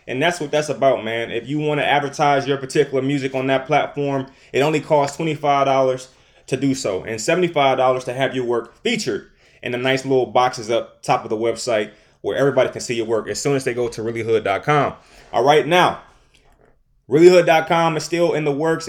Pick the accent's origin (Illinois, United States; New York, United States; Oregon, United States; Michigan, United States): Michigan, United States; Detroit; I'm from Detroit, Michigan